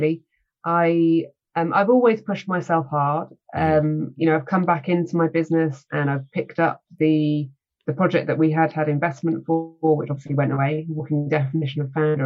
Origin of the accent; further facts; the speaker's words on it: United Kingdom; I am British.